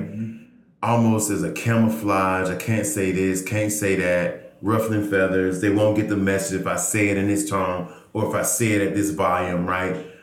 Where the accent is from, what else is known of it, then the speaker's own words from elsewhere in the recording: Georgia, United States; moved away as an adult; now in Oakland, United States; a fellow native son of Georgia